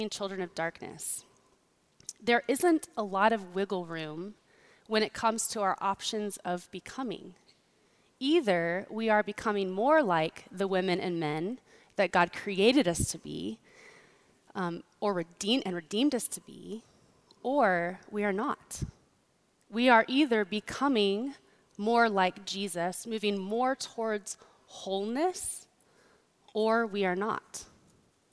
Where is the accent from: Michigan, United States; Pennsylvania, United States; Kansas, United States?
Kansas, United States; I grew up in Kansas